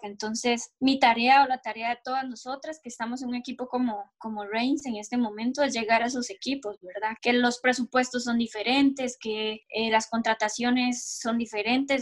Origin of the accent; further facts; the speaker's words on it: Bahía Ballena, Puntarenas, Costa Rica; now in France; yo soy de un pueblo que se llama Bahía Ballena, está cerca de, Pérez de León. Bueno, vivo ahí toda mi vida, mi mamá es de ahí